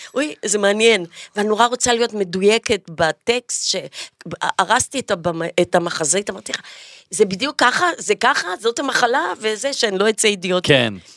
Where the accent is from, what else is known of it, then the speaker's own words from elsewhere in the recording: Jaffa, Tel Aviv District, Israel; ביפו גדלתי באמת כחתולת רחוב